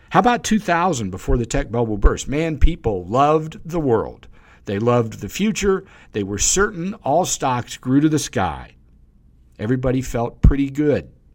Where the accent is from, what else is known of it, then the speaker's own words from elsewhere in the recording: the South, United States; I'm from the South